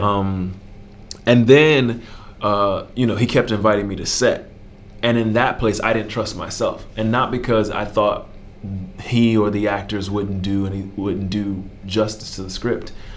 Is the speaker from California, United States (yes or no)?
no; Miami, Florida, United States; growing up in Liberty City